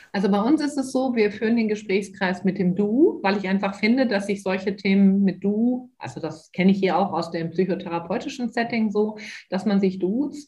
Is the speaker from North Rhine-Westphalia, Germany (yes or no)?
yes; Moers, North Rhine-Westphalia, Germany; Hier in meiner Heimatstadt Mörs leite ich ja auch einen ehrenamtlichen äh, Elterngesprächskreis für die DGHK